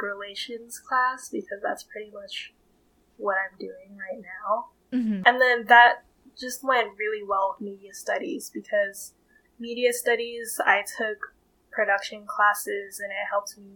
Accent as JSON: {"language": "English", "town": "Vallejo", "region": "California", "country": "United States", "said": "I'm from the Bay Area, Vallejo, California specifically"}